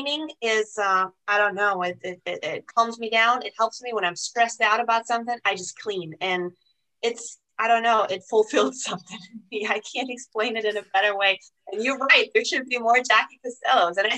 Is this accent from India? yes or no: no; Germany; English is a second language; now in United States; I'm not a US citizen. I'm German